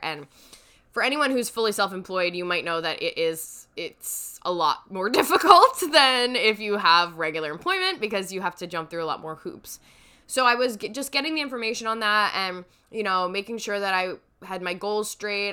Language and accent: English; New York, United States; as a New Yorker